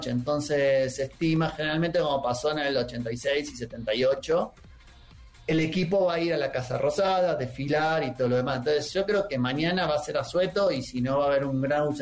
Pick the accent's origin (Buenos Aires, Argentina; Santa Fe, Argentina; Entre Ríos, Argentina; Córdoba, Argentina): Buenos Aires, Argentina; now in Mexico; De, Buenos Aires. Soy de, Buenos Aires, soy porteño, chef.